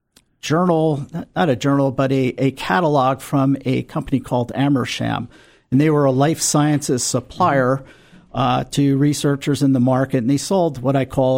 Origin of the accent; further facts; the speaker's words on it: New Jersey, United States; moved away as an adult; also born or lived in Philadelphia, Pennsylvania; now in San Diego, United States; I grew up on the East Coast, and I grew up in that famous state of New Jersey